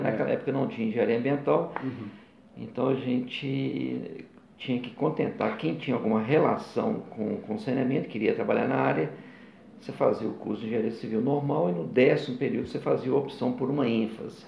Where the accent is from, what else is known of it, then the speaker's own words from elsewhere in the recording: Bocaiúva, Minas Gerais, Brazil; also born or lived in Sapucaia, Rio de Janeiro / Belo Horizonte; Morei inicialmente no norte de Minas, Bocaiúva, terra de pessoas ilustres, como Patrus Ananias, né? foi ex-prefeito de, de, Belo Horizonte